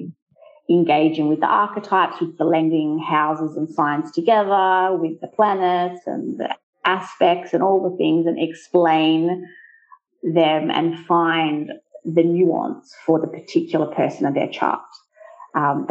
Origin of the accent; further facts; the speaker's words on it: Australia; first language English; moved away as an adult; now in Italy; growing up in Australia, but with Italian family as well